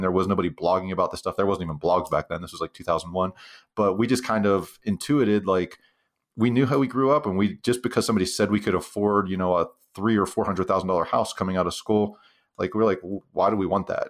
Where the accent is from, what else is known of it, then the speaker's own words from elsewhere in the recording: Western Pennsylvania, United States; moved away as an adult; now in Utah, United States; I grew up actually in Western Pennsylvania, uh, in a little kind of depressed steel town